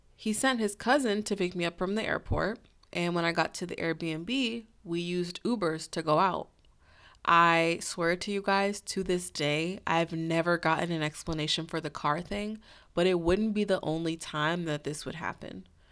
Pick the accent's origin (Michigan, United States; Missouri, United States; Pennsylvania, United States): Missouri, United States; St. Louis; my hometown of Saint Louis